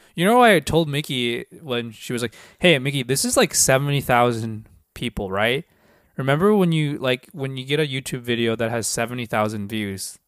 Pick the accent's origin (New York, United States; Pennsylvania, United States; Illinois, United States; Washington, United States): Washington, United States; Seattle; I grew up in Seattle